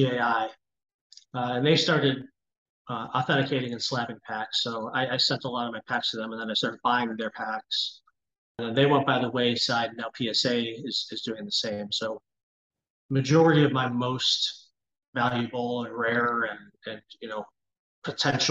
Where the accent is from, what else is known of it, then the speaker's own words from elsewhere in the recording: Cleveland, Ohio, United States; I grew up in Cleveland